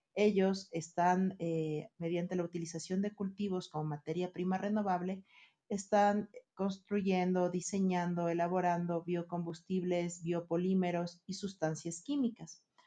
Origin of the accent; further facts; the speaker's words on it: Ecuador; en países como el nuestro